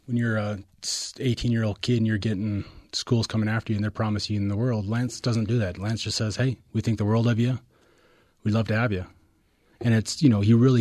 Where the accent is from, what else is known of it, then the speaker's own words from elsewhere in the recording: Tualatin, Oregon, United States; also born or lived in Bountiful, Utah / Farmington, Utah; So 16 of 18 years were in Tualatin.